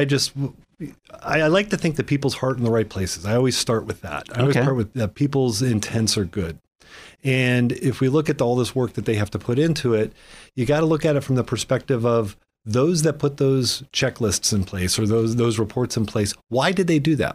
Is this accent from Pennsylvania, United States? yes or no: yes; Millcreek, Pennsylvania, United States; I grew up in Mill Creek